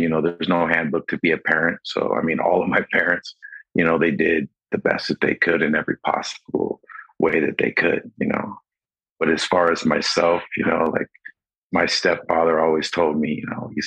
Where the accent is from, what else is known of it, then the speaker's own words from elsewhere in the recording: Los Angeles, California, United States; also born or lived in San Diego; I was born in San Diego and then grew up in Los Angeles.